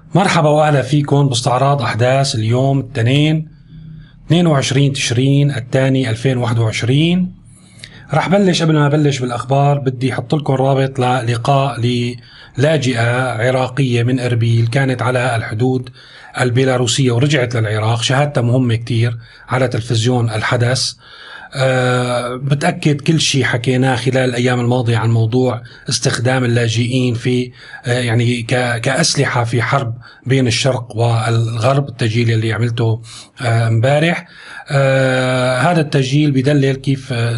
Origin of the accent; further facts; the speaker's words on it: Syria; نحن عندنا في سوريا